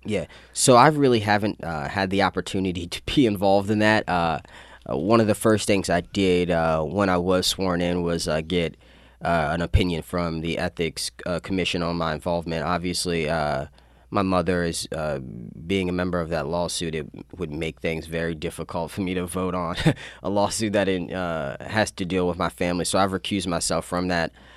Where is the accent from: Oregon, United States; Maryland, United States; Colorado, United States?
Maryland, United States; Annapolis; also born or lived in Severna Park, Maryland / Baltimore, Maryland; Yeah, so I lived in Annapolis for about 11 years. Uh, prior to, I lived in Severna Park, Baltimore. Uh, but we kind of made this home uh, once I started middle school